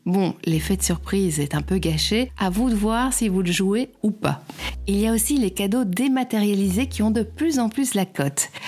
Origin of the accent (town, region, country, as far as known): Belgium